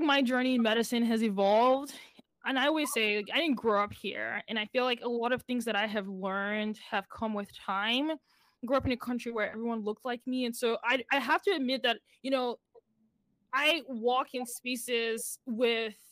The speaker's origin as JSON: {"language": "English", "country": "Nigeria", "moved": "yes", "said": "I'm from Nigeria"}